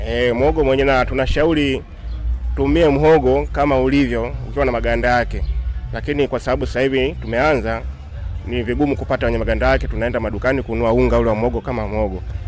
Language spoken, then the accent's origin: Swahili; Dar es Salaam, Tanzania; kule kwetu Dar es Salaam